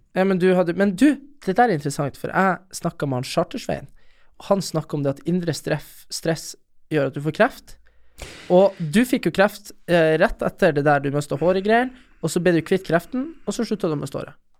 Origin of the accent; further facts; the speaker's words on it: Storjord, Norway; huset vårt hjemme på Storjord.